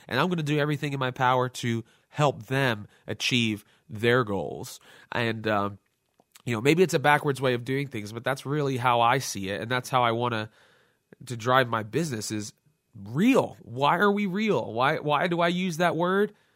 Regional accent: Lansdale, Pennsylvania, United States; my hometown Lansdale

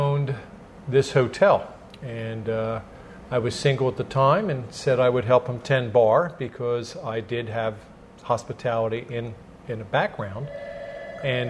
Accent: Phoenixville, Pennsylvania, United States; I was born and raised in Phoenixville, actually Kimmerton, and I was born and raised on a dairy farm

